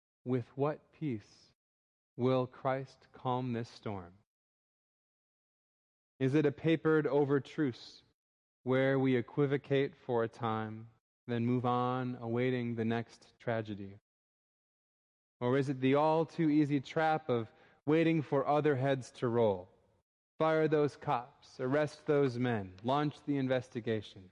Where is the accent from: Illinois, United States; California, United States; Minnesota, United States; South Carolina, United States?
Minnesota, United States; Minneapolis; moved away; my hometown in Minneapolis, Minnesota.